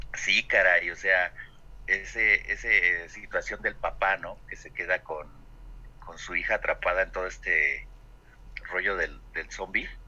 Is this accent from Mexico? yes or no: yes; Mexico; nuestra participación como mexicanos